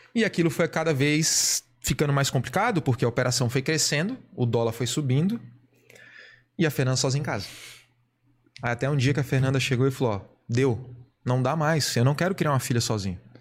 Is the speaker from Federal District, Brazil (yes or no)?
yes; Brasília, Federal District, Brazil; moved away as an adult; now in Blumenau, Brazil; aonde eu nasci, que é em Brasília